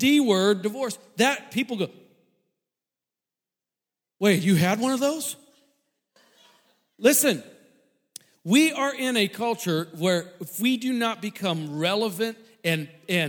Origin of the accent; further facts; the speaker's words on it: St. Louis, Missouri, United States; moved away; I grew up in St. Louis